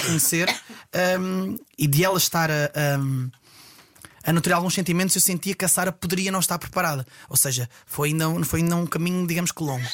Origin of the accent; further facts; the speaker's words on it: Estarreja, Aveiro District, Portugal; now in Ovar, Portugal; sou natural de Estarreja, atualmente a viver em Ovar